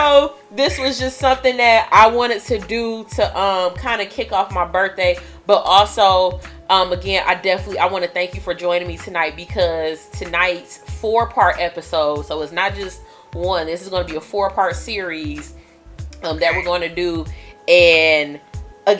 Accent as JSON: {"language": "English", "region": "the South", "country": "United States", "accent": "country accent, twang", "said": "my country accent, and I cannot help it that my family is from, some of them are from the South, so it kind of, the twang just comes out"}